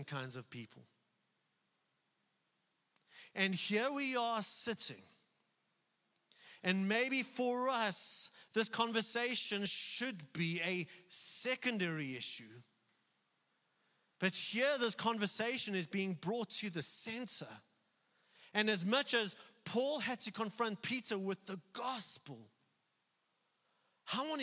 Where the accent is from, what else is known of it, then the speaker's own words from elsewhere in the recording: South Africa; being a white South African